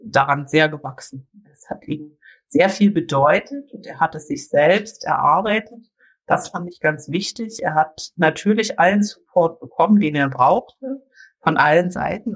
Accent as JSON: {"language": "German", "region": "Brandenburg", "country": "Germany", "said": "bei uns in Brandenburg"}